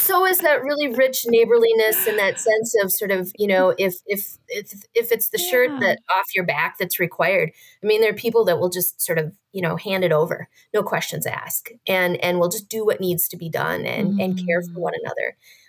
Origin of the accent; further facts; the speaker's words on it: Minnesota, United States; as a Minnesotan